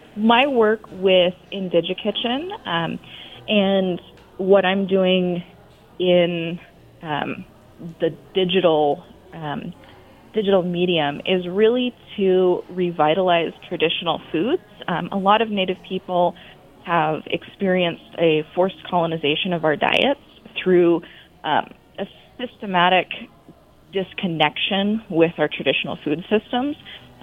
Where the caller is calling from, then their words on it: Kalispell, Montana, United States; I'm calling in from Kalispell, Montana.